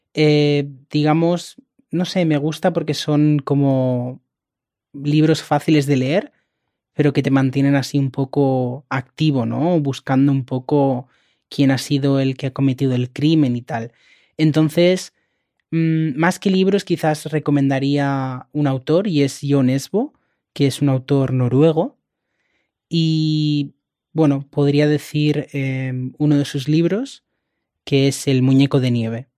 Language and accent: Spanish; Catalonia, Spain; first language Spanish; En mi casa siempre hemos hablado español, ¿no? Pero yo aprendí catalán en la escuela, de hecho en Cataluña se estudia siempre en catalán